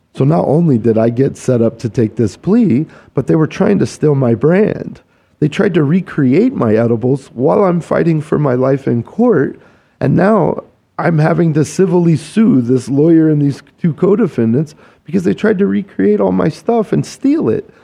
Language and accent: English; Kansas, United States; I'm a Kansas boy. I grew up in the Midwest